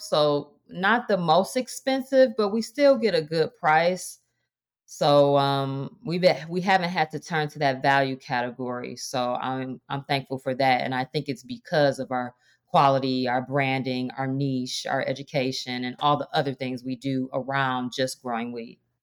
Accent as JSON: {"language": "English", "town": "Detroit", "region": "Michigan", "country": "United States", "tie": "born or raised there", "moved": "as an adult", "said": "I am born and raised in Detroit"}